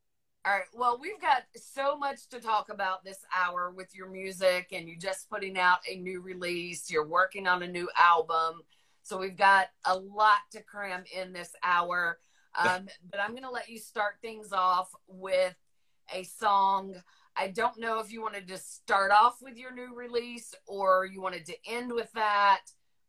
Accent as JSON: {"language": "English", "region": "the South", "country": "United States", "said": "I'm from the South."}